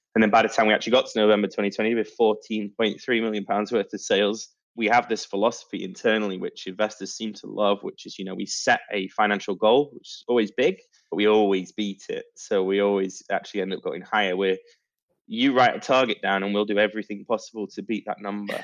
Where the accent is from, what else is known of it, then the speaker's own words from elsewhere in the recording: Manchester, North West England, United Kingdom; now in Poole, United Kingdom; Manchester, my my hometown